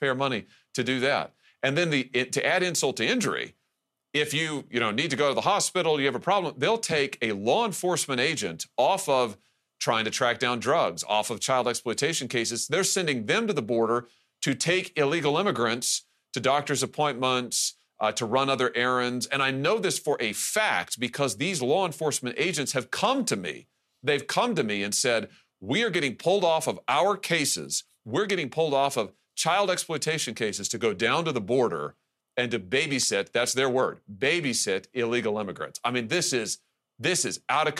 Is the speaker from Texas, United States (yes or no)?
no; Missouri, United States; my home state of Missouri